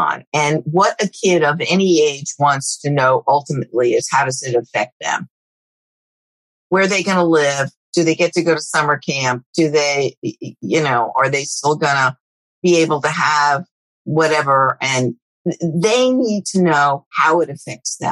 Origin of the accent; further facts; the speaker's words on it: New York, United States; I'm from New York